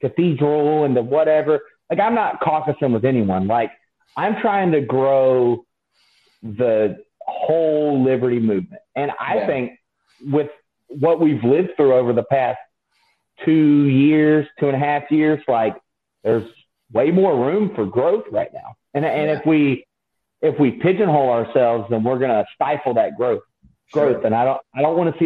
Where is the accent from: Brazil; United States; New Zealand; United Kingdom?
United States; Yulee, Florida; I grew up in Yulee, Florida, which is the town just north of Jacksonville